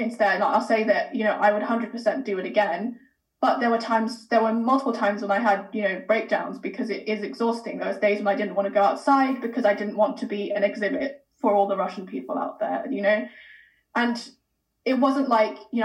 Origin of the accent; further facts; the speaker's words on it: United Kingdom; I look Asian, but I grew up in Britain